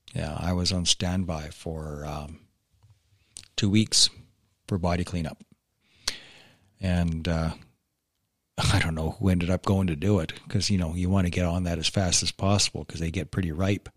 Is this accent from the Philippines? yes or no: no; Canada; being a Canadian